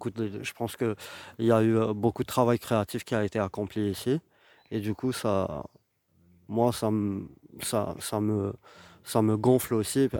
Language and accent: French; Algiers, Algiers Province, Algeria; je suis, euh, algérien, je viens d'Alger